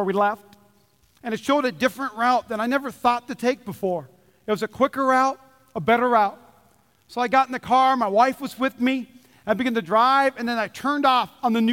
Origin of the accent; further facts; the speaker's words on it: North Dakota, United States; I grew up in North Dakota